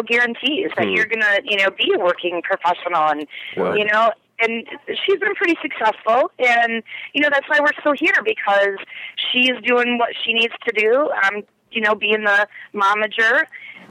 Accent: Michigan, United States; moved away as an adult; now in Studio City, United States; We're from Michigan. You know, we now live in Studio City

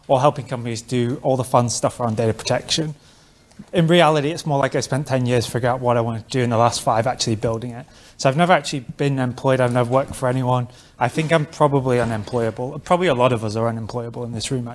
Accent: London, United Kingdom; I'm from London

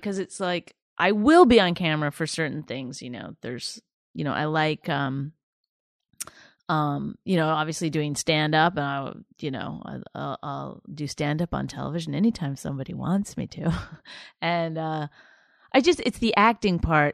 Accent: Canada; moved away as an adult; also born or lived in Toronto / New York / Los Angeles; all my material was about being Canadian

